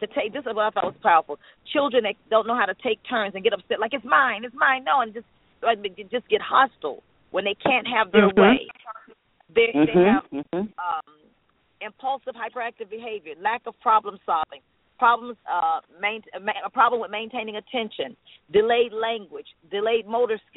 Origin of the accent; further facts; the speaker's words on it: North Carolina, United States; I'm a Southern Belle. I'm from North Carolina